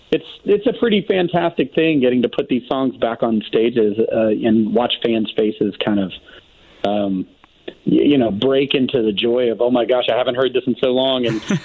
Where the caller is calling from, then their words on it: Nashville, Tennessee, United States; I'm calling from currently in Nashville, Tennessee.